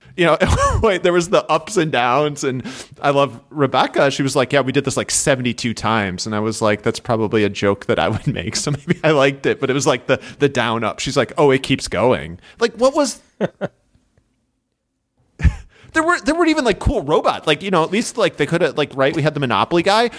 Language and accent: English; Midwest, United States; accent: nasally Midwestern; my nasally Midwestern accent